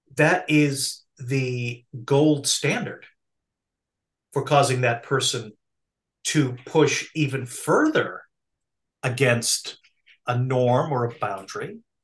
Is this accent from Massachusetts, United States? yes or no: yes; Massachusetts, United States; I'm from Massachusetts, okay? I grew up in a context where public education was mandated